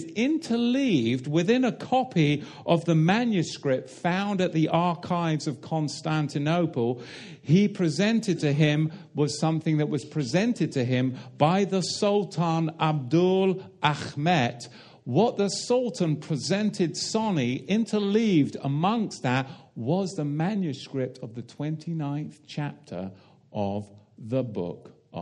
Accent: United Kingdom; I come from the Tin Islands

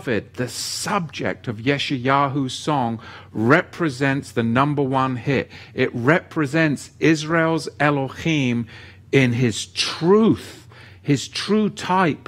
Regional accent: England, United Kingdom; I was growing up in England with the BBC

